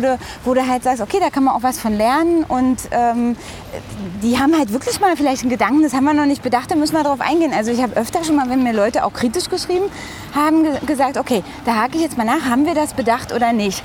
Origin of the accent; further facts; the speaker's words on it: Briesen, Brandenburg, Germany; moved away as an adult; also born or lived in Frankfurt (Oder); now in Berlin, Germany; ich bin, ähm, ja, wie gesagt, in einem kleinen Ort aufgewachsen, in der Nähe dort